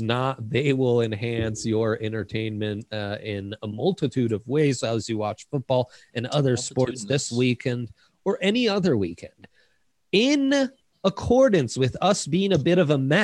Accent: Italy; now in United States; I didn't get Thanksgiving growing up in Italy, and then I moved to the States

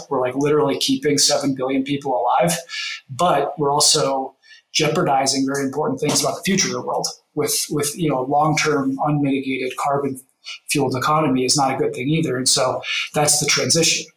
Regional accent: Denver, Colorado, United States; I grew up in Denver here in an oil and gas family background

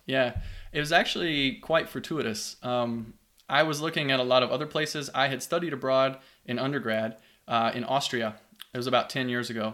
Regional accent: Hodgenville, Kentucky, United States; also born or lived in Louisville, Kentucky; I grew up in a small town called Hodgenville, Kentucky, little farm town about an hour south of there

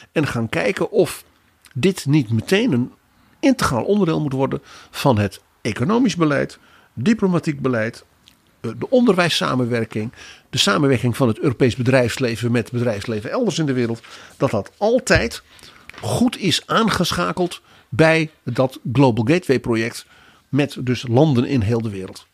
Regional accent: Netherlands; ons als Hollanders

